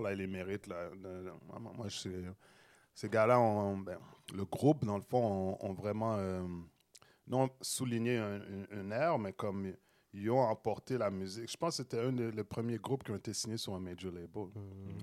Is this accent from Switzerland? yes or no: no; Montreal, Quebec, Canada; J'ai grandi à Saint-Michel